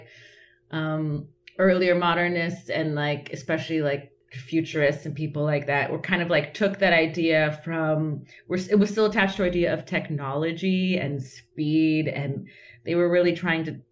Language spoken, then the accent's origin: English; Southern California, United States; I was born and raised in Southern California